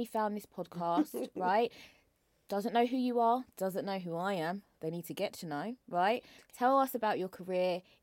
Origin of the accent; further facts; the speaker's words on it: London, United Kingdom; I'm from Peckham